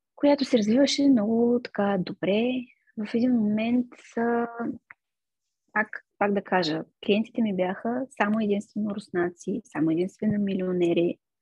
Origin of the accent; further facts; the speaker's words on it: Gabrovo, Gabrovo Province, Bulgaria; moved away as an adult; also born or lived in Veliko Tarnovo, Bulgaria; now in London, United Kingdom; аз съм отраснала в Габрово, на 19 години отидох в Търново